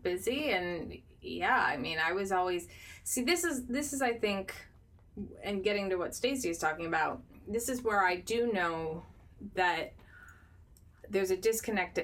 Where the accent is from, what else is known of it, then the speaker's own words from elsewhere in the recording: Midwest, United States; I'm a Midwesterner.